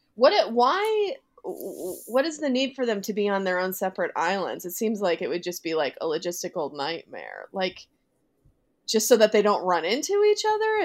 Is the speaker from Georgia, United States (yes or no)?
no; Boston, Massachusetts, United States; I'm from the Boston area